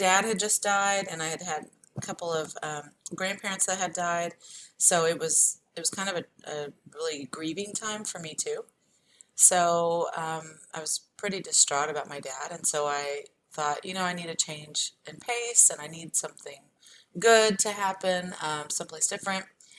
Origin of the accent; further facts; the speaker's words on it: Texas, United States; also born or lived in abroad; I'm originally from Texas, and I had lived in lots of different places. I'm a military brat, and plus I'd lived abroad